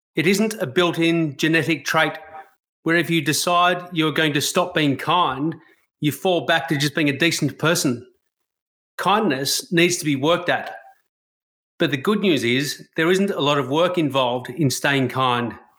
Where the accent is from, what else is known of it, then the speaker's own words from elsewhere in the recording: Australia; As a white Australian